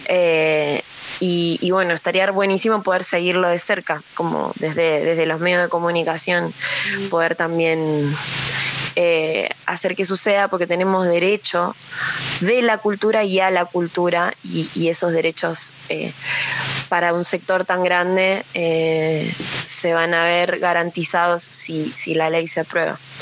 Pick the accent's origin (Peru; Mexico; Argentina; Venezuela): Argentina; los 45 millones de habitantes que somos Argentina